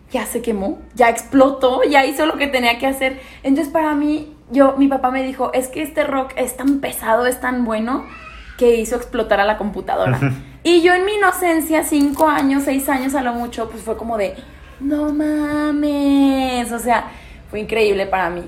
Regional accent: León, Guanajuato, Mexico; also born or lived in Pénjamo, Guanajuato; he vivido acá toda mi vida, acá es León, Guanajuato

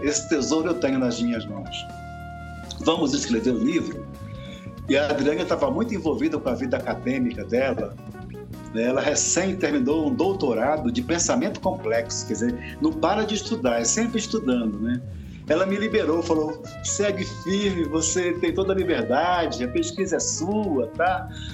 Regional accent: Belém, Pará, Brazil; moved away as an adult; now in Brasília, Brazil; eu sou paraense, na verdade, de Belém. Eu, desde menino, 14, 15 anos, que eu me envolvi com teatro

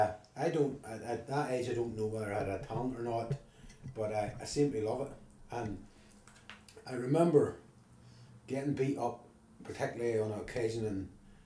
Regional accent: Ballymena, Northern Ireland, United Kingdom; also born or lived in London; I grew up in a state called the Derry Road, so it would have been this end of the town.

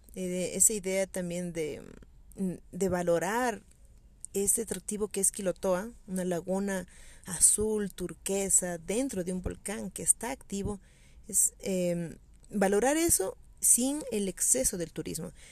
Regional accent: Quito, Pichincha, Ecuador; como quiteña, como habitante del centro histórico de la ciudad

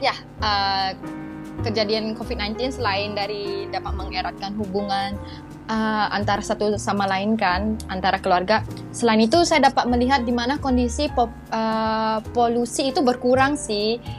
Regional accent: Malaysia; Indonesian is a second language; moved away as an adult; now in Bogor, Indonesia; Saya mahasiswa IPB asal dari Malaysia

